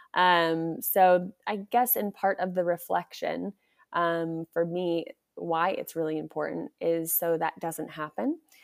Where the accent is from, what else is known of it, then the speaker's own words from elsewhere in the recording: United States; I'm back in my home country.